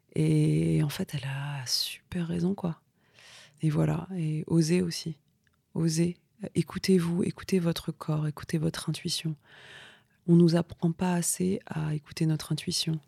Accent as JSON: {"language": "French", "town": "Vitry-sur-Seine", "region": "Île-de-France", "country": "France", "tie": "born or raised there", "said": "Moi, j'ai grandi dans, des banlieues, et notamment à Vitry"}